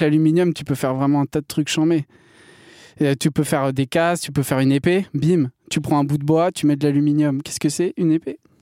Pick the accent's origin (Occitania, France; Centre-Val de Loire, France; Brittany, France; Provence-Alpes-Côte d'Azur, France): Brittany, France; je suis breton